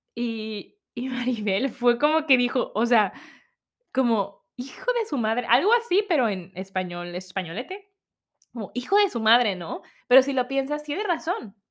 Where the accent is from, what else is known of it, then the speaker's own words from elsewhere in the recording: Mexico; moved away as an adult; now in New Zealand; soy de México, me estoy mudando con mi esposo